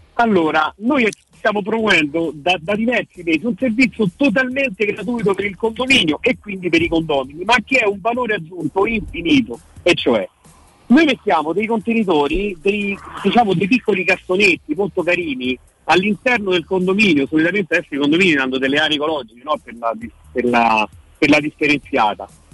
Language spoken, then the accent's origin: Italian; Rome, Lazio, Italy; noi da romani, da romani peraltro di generazioni